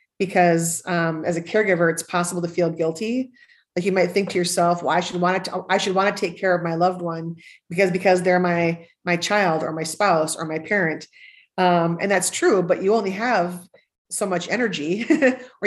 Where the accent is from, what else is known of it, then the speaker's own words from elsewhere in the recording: Northern Minnesota, United States; growing up in Northern Minnesota, where you had to face a cold winter every year.